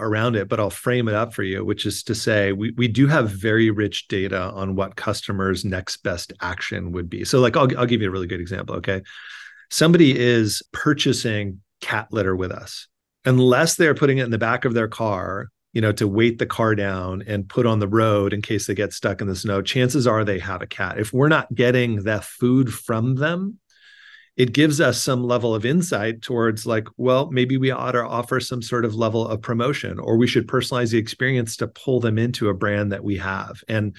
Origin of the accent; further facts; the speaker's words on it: California, United States; now in New York, United States; I grew up in Southern California. I went to school in the Bay Area and then moved back to Southern California.